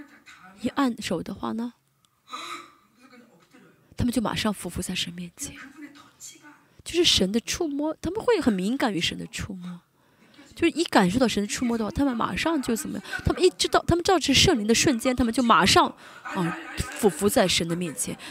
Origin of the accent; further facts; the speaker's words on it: South Korea; Chinese is a second language; 我们就说，如果是我们韩国人的话，你不要学了